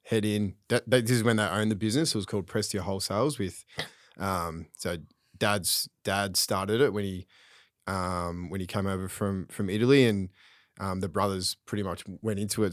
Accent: Craigieburn, Victoria, Australia; I grew up in Craigieburn

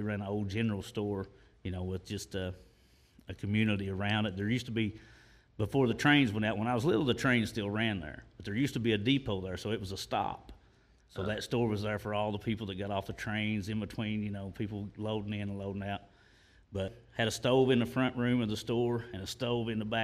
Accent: Olive Hill, Kentucky, United States; also born or lived in Morehead, Kentucky / Rowan County, Kentucky; I was born in Moorhead, but then we lived in Olive Hill, so I guess I got both things.

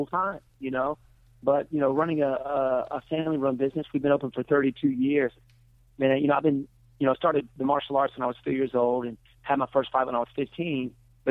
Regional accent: United States; my hometown's about 2 hours away

